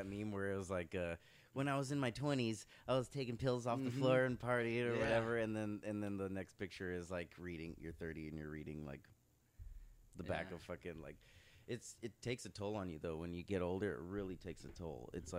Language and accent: English; Irvine, California, United States; Irvine, I'm from Irvine.